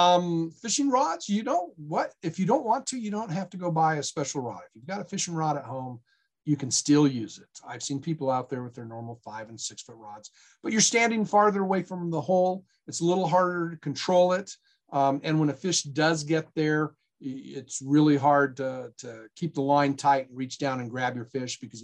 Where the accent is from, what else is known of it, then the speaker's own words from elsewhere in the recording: Black Hills of South Dakota, United States; now in Nevada, United States; I'm from the Black Hills of South Dakota